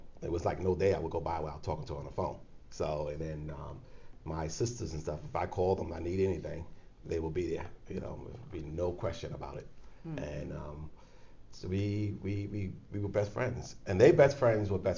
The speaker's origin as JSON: {"language": "English", "town": "New York City", "region": "New York", "country": "United States", "tie": "born or raised there", "said": "We grew up in the Bronx"}